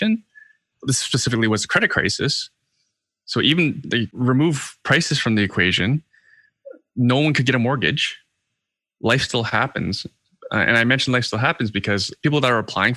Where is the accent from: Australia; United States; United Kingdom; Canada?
Canada; being Canadian